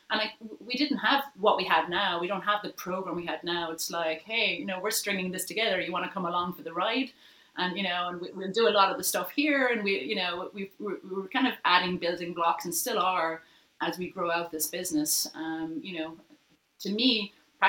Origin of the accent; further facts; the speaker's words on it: Ireland; now in New York, United States; you're Irish, we're Irish